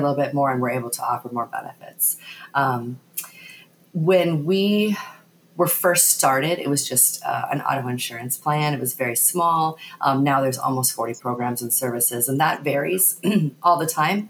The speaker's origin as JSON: {"language": "English", "region": "South Dakota", "country": "United States", "said": "Originally, I'm from South Dakota."}